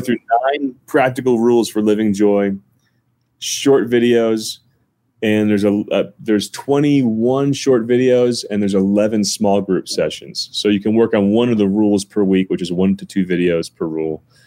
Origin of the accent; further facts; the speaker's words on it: North New Jersey, United States; now in Colorado, United States; I'm from North New Jersey, about a half hour from Manhattan.